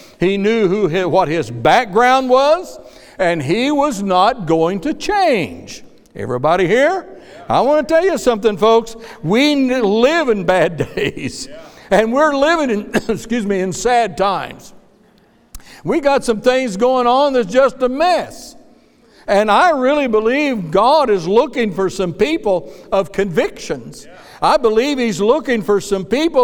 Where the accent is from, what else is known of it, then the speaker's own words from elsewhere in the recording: Kansas, United States; moved away; When I was a boy growing up in Kansas, I hated testimony meetings